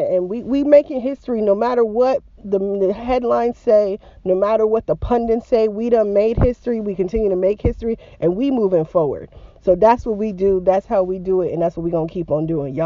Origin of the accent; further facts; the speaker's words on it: Georgia, United States; also born or lived in Appalachia; my home state of Georgia.